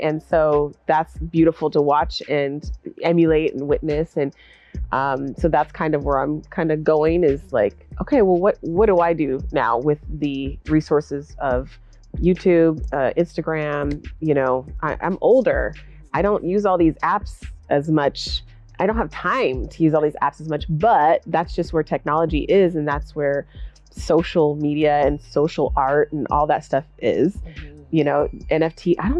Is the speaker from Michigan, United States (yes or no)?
no; Olympia, Washington, United States; I'm from Olympia. I was born in Olympia.